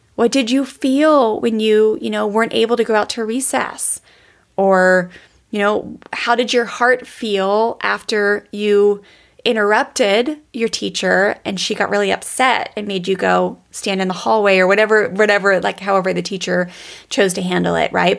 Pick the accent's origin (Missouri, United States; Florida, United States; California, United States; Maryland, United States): Maryland, United States; Columbia; there was a cookie place in the Columbia Mall where I grew up in Maryland